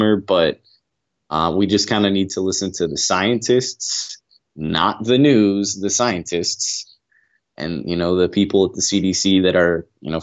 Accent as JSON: {"language": "English", "town": "Aurora", "region": "Illinois", "country": "United States", "moved": "yes", "lives_now": "Fort Worth, United States", "said": "I am from Aurora, Illinois, but I live in Fort Worth, Texas"}